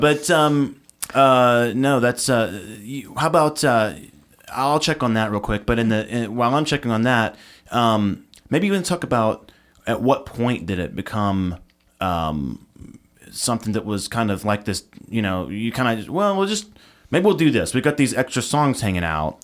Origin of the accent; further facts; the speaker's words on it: Nashville, Tennessee, United States; I'm a Nashville native